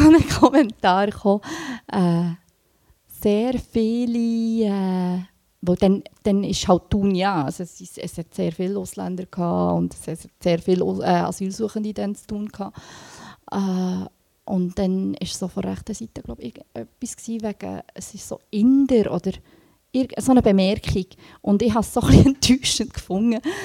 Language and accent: German; Thun, Bern, Switzerland; also born or lived in Sri Lanka; ich bin von Thun, äh, ich bin hier aufgewachsen